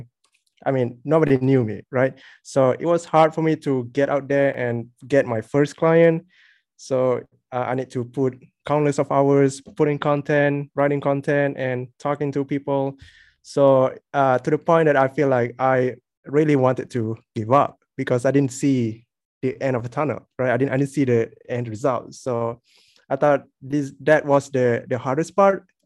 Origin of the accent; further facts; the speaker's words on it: Malaysia; I'm from Malaysia